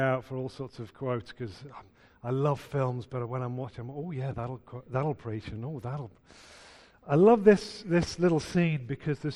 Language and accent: English; Merseyside, North West England, United Kingdom; moved away as an adult; also born or lived in Newcastle; I ignored God for the first 20 years of my life growing up in Merseyside